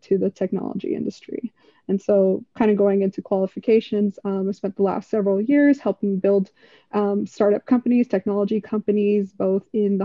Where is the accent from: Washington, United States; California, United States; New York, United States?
California, United States; Los Angeles; also born or lived in Bay Area; I was actually born and raised in Los Angeles, mostly raised in Los Angeles.